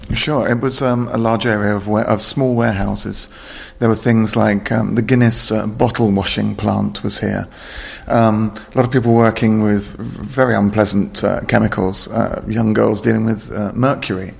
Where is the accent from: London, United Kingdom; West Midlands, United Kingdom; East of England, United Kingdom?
London, United Kingdom; I was born in London